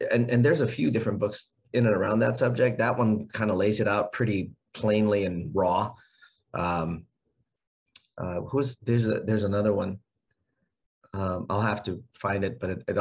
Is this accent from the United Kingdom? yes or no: yes; United Kingdom; She's not wrong I'm, at that I'm, point. That's I'm British. we do not